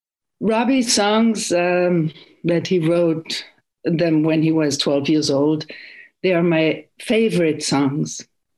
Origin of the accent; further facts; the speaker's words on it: Germany; moved away as an adult; also born or lived in Western Massachusetts; now in Massachusetts, United States; Germany was divided into four parts after the war. By occupiers, and we grew up in the American zone.